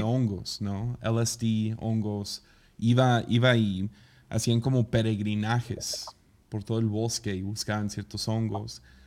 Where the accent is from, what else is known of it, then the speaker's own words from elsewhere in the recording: Tepic, Nayarit, Mexico; cuando cumplí 18, salí de Tepica a trabajar a Estados Unidos por unos meses